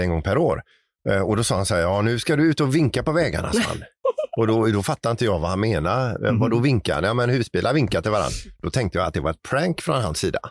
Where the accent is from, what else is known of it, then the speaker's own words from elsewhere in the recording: Sweden; som svensk